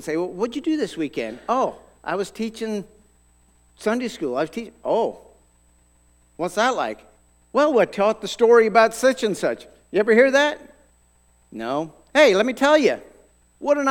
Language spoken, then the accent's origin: English; Ireland; moved away as an adult; now in United States; I grew up in Ireland.